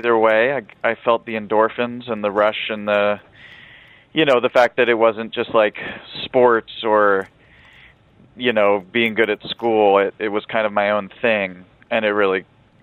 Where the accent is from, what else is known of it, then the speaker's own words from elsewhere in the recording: Philadelphia, Pennsylvania, United States; now in Los Angeles, United States; I'm from Philadelphia originally, and my parents are both converts to Islam